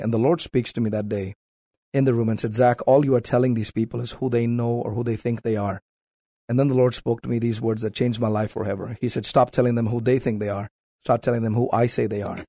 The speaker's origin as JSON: {"language": "English", "region": "South India", "country": "India", "tie": "born or raised there", "moved": "as an adult", "lives_now": "United States", "said": "born and raised in South India"}